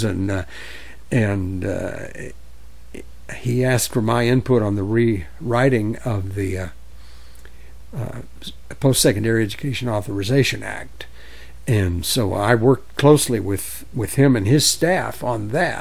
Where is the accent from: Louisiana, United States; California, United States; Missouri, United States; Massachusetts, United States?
Louisiana, United States; I grew up in Louisiana, and I was around KKK people all my life